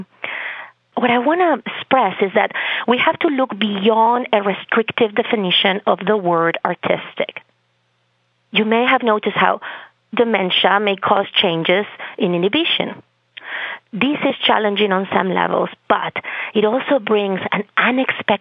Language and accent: English; Spain; first language Spanish; English is a second language; moved away as an adult; also born or lived in Boston, Massachusetts; now in Massachusetts, United States; I come from Spain. That's my native language, even though I have a great Bostonian accent.